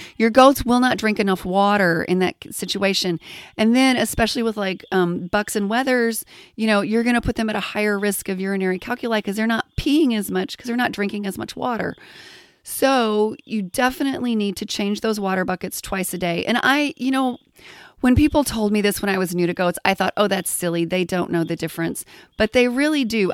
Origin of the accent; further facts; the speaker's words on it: Texas, United States; I grew up in Texas around cattle